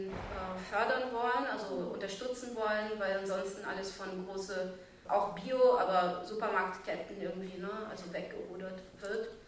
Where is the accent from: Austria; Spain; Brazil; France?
Brazil; now in Germany; Ich komme aber auch in Brasilien aus einer großen Stadt. Ich sage immer mal wieder so, dass ich mindestens zweimal äh, Migrantin bin. So, ne? ich, bin ich bin einmal so von Brasilien nach Deutschland ausgewandert und ich bin von der Stadt aufs Land